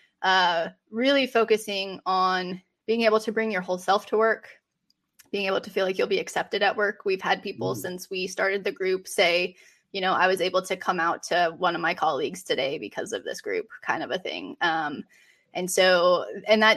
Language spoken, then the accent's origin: English; Colorado, United States; moved away as an adult; now in Raleigh, United States; I live in Raleigh, North Carolina. I'm originally from Colorado